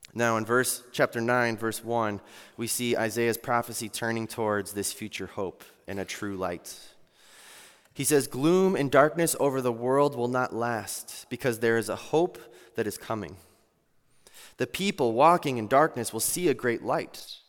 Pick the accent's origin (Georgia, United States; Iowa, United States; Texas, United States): Iowa, United States; I'm from Iowa